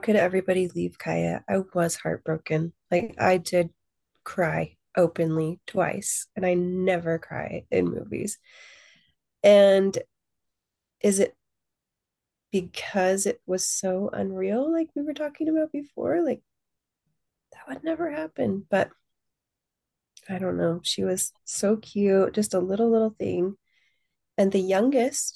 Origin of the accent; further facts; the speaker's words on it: California, United States; growing up in California